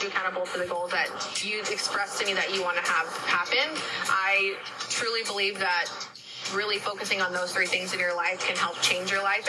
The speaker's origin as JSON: {"language": "English", "town": "San Antonio", "region": "Texas", "country": "United States", "tie": "born or raised there", "said": "I'm born and raised in San Antonio"}